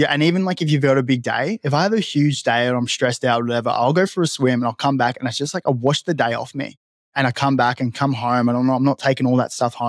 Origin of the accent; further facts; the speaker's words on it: Gold Coast, Queensland, Australia; moved away as an adult; now in Sydney, Australia; I've been in Sydney for the last probably 2 or 3 years now. But man, I love the coast. Like I grew up on the Gold Coast